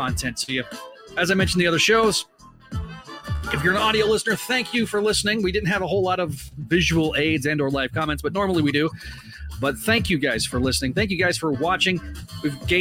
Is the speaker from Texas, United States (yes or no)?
yes; Texas, United States; I'm from Texas